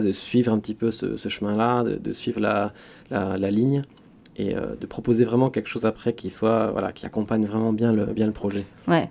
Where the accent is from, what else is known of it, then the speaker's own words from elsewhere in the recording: Metz, Grand Est, France; j'ai grandi à Metz